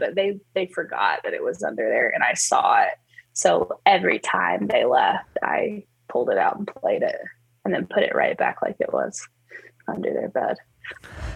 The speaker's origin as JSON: {"language": "English", "town": "Auburn", "region": "Alabama", "country": "United States", "tie": "born or raised there", "also_born_or_lived": "southern Mexico", "moved": "as an adult", "lives_now": "Loveland, United States", "said": "Auburn is where I was born and raised, and I lived there all my life"}